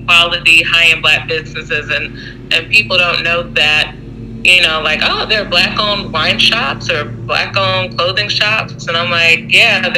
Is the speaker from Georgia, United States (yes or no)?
yes; Atlanta, Georgia, United States; I am from Atlanta, and that's what makes me different from the other ATL bloggers out here.